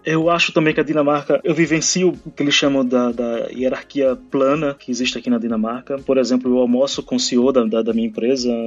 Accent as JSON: {"language": "Portuguese", "town": "Recife", "region": "Pernambuco", "country": "Brazil", "also_born_or_lived": "Rio de Janeiro", "moved": "as an adult", "lives_now": "Copenhagen, Denmark", "said": "Eu sou de Recife, capital de Pernambuco"}